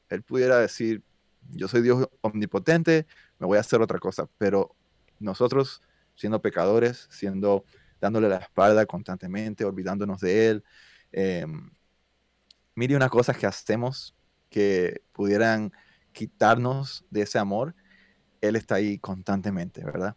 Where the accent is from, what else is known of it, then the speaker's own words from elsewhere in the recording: United States; first language Spanish; also born or lived in Cuba / Miami, Florida; now in Atlanta, United States; yo viví toda la vida aquí en los Estados Unidos, vaya, desde los cuatro años.